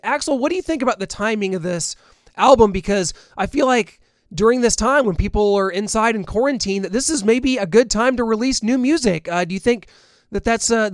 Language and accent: English; Missouri, United States; I'm from Missouri